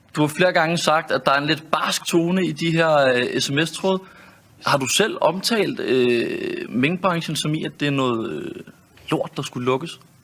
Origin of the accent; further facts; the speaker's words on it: Denmark; Vi plejer som danskere